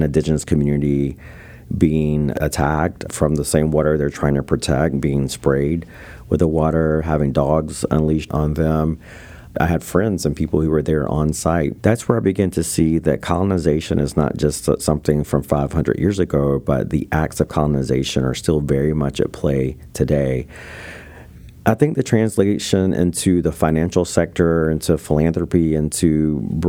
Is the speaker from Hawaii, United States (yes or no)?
no; North Carolina, United States; being Native American in North Carolina on the East Coast